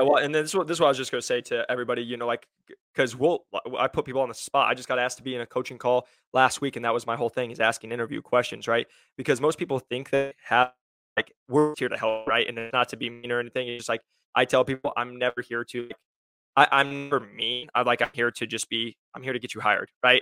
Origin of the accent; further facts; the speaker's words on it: Iowa, United States; now in Scottsdale, United States; I'm originally from Iowa